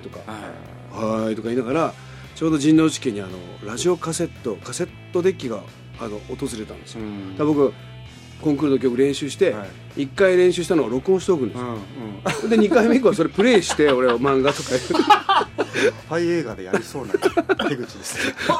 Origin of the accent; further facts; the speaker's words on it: Ube, Yamaguchi, Japan; 山口県宇部というところで、あの日本キリスト教団の宇部緑橋教会という教会があって、そこのあので生まれ育ちました